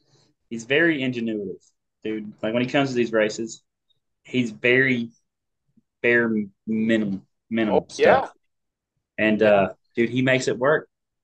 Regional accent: Kentucky, United States; born there; And I was born in Kentucky. So every time I talk to him, my accent just comes back and you can't hear nothing I'm saying.

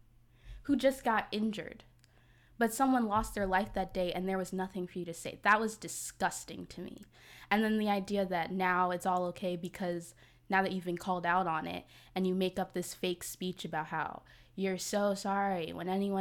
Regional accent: New Jersey, United States; now in Atlanta, United States; I'm from Jersey

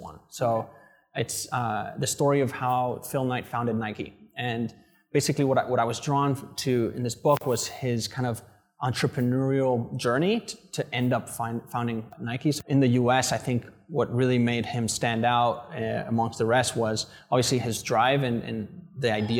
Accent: Madrid, Community of Madrid, Spain; moved away as an adult; also born or lived in London; now in Vietnam; I grew up in Madrid my whole life till I was 18

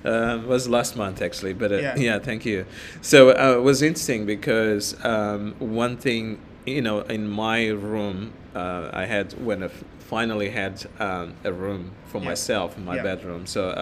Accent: Mozambique; English is a second language; moved away as an adult; now in Australia; I grew up in Mozambique and I didn't speak any English

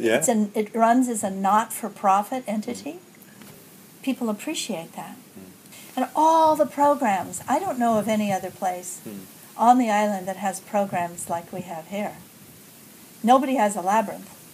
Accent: Alaska, United States; moved away as an adult; also born or lived in Singapore; now in Bali, Indonesia; I grew up in Alaska

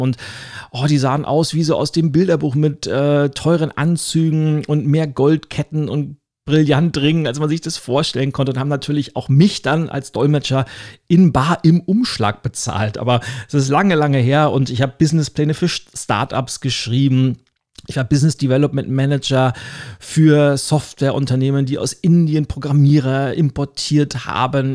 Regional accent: Lübeck, Schleswig-Holstein, Germany; ich komme ja aus der Hansestadt Lübeck

